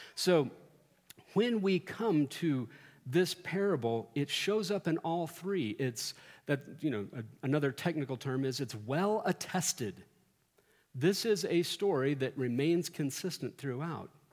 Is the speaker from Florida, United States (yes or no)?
no; Central Texas, United States; now in Colorado, United States; growing up in Central Texas